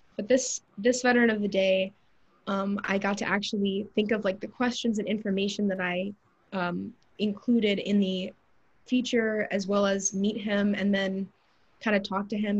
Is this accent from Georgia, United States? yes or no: yes; Atlanta, Georgia, United States; I'm from Georgia, I'm from Atlanta